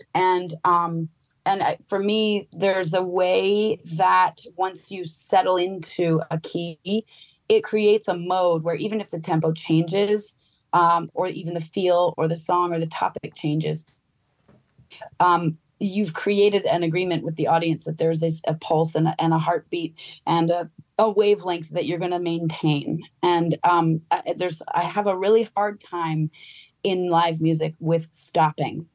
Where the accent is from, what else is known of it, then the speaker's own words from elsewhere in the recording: Vermont, United States; I grew up in Vermont